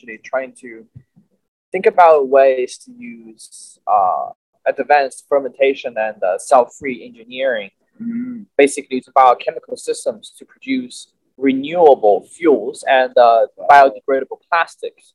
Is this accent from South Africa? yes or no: no; Chengdu, Sichuan, China; moved away as an adult; now in Los Angeles, United States; I came from China, obviously, in a southwestern part of China called Sichuan Province. My hometown is Chengdu.